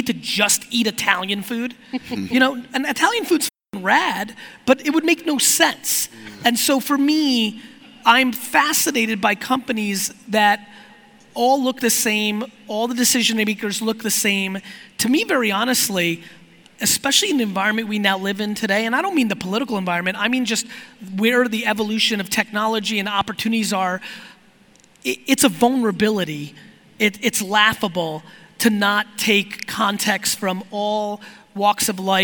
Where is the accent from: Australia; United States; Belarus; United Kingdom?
Belarus; moved away; I was born in Belarus in the former Soviet Union